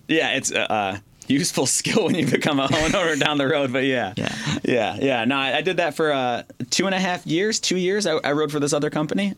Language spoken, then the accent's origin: English; Wyandotte, Michigan, United States; also born or lived in Pennsylvania; I lived in a, a, town called Wyandotte. I'm from there